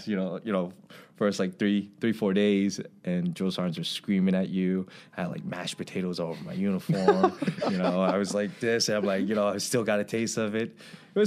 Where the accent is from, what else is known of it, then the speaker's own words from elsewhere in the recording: Long Island, New York, United States; moved away as an adult; I grew up in Long Island, you know, especially being an Asian, having an Asian culture